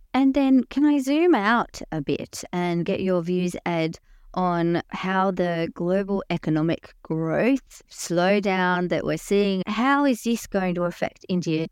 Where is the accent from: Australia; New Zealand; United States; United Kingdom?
Australia; I have worked as an Australian diplomat for over twenty years